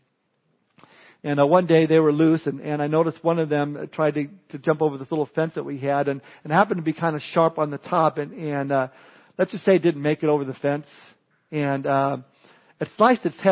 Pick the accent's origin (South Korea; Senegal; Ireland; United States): United States; Southern California; Growing up in Southern California, I would spend my summers at the beach